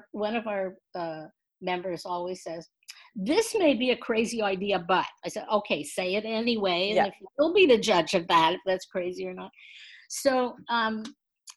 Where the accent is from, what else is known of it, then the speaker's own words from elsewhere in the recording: Montreal, Quebec, Canada; when I was a kid growing up in Montreal